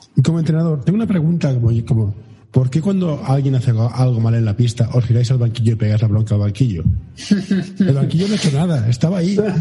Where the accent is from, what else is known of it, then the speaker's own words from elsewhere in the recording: Barcelona, Catalonia, Spain; yo soy de Barcelona